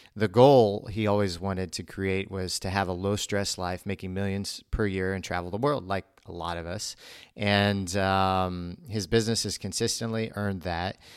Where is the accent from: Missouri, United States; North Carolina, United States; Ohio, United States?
Missouri, United States; I grew up in Missouri